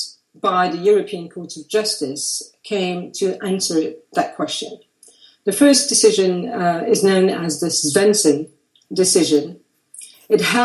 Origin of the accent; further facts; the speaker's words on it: Brussels, Brussels-Capital Region, Belgium; also born or lived in Paris; now in London, United Kingdom; based between Paris, London, and my hometown, Brussels. I live in London